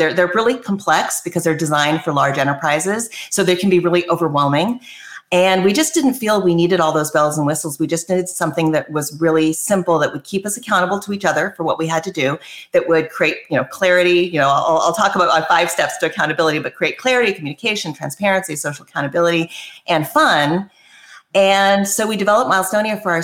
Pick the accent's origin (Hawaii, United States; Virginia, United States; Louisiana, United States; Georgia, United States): Hawaii, United States; Maui; moved away as an adult; also born or lived in East Coast / California; I actually grew up on Maui